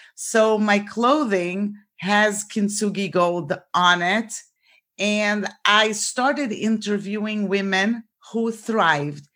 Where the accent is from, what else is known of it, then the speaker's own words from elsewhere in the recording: Brazil; moved away as an adult; now in Florida, United States; So I was born in Brazil and I came to the United States for college.